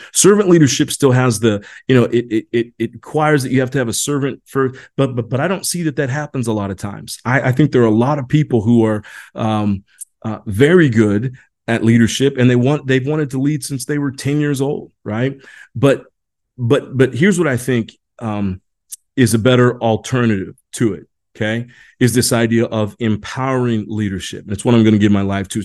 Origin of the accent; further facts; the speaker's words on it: Indiana, United States; I grew up in Indiana